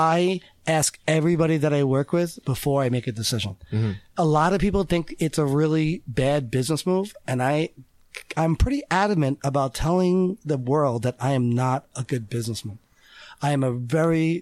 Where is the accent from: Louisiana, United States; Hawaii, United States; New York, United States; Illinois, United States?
New York, United States; Selden; I'm from Selden